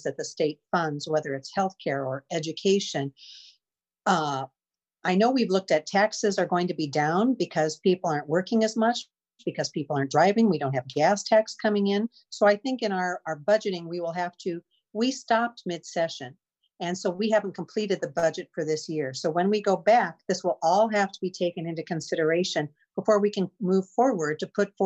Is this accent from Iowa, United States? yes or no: yes; Iowa City, Iowa, United States; I was born and raised in Iowa City. I'm a fourth generation Iowa Cityan